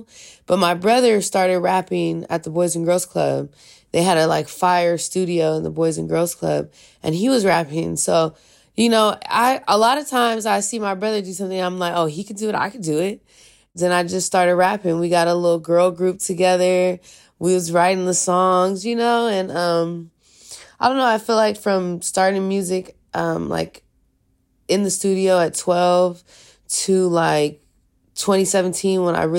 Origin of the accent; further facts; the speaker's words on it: California, United States; also born or lived in San Francisco; I was born in Palo Alto. My dad is from East Palo Alto and my mom's from Redwood City. So I grew up in both of those places a little bit. But I came to the city when I was 14.